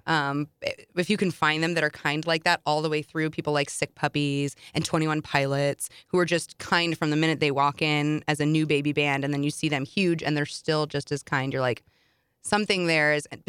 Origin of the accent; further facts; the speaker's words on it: St. Louis, Missouri, United States; from St. Louis, Missouri."